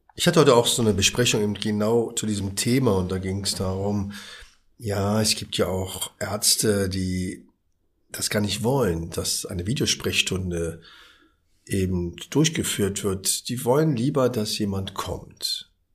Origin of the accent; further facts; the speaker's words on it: Berlin, Germany; Ich bin ja aus dem Wedding